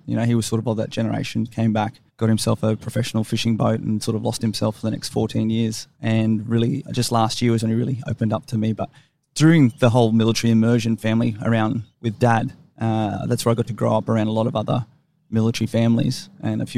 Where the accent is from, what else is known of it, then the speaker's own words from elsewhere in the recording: Brisbane, Queensland, Australia; moved away as an adult; also born or lived in Sydney / Fayetteville, North Carolina / Canberra; I grew up in Fernie Grove. There wasn't a lot going on there up in the northern suburbs of Brisbane.